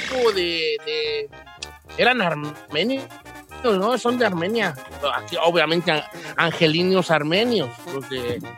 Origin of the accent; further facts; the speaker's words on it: Mexico City, Mexico; also born or lived in Texcoco, State of Mexico; now in United States; soy chilango